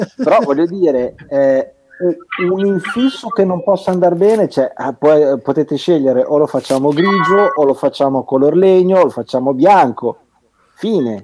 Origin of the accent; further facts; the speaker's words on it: Alfonsine, Emilia-Romagna, Italy; sono di Alfonsine